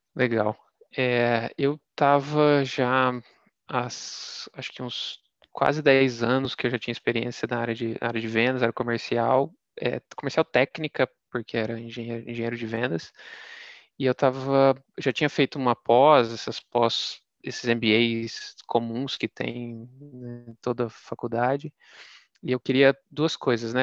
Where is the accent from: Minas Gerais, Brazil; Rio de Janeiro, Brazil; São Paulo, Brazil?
Minas Gerais, Brazil; ter nascido e sido, ter sido criado em Minas